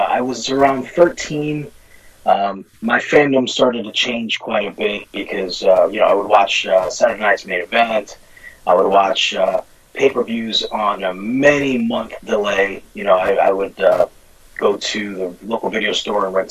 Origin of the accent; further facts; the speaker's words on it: New York City, New York, United States; And I grew up in the Bronx, New York. Lived there for 25 years.